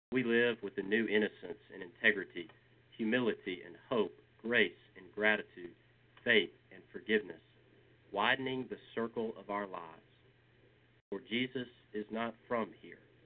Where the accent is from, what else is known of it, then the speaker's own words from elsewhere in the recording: Georgia, United States; I am a boy from Georgia